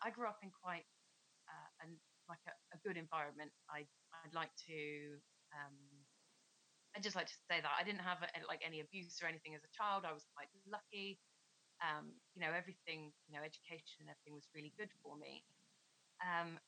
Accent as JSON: {"language": "English", "town": "Plymouth", "region": "South West England", "country": "United Kingdom", "tie": "born or raised there", "said": "I grew up in Plymouth"}